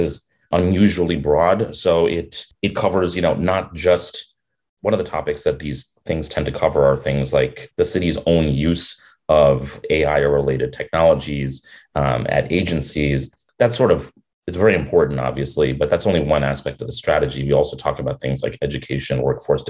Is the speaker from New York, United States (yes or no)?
yes; New York City, New York, United States; I'm a New Yorker. I grew up here